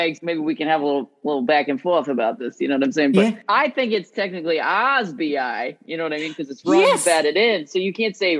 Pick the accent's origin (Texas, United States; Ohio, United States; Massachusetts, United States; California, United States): Ohio, United States; Akron; now in Los Angeles, United States; I'm from Akron, Ohio